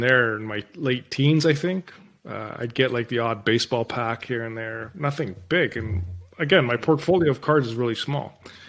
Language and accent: English; Toronto, Ontario, Canada; growing up in Toronto, man, of course your focus exactly.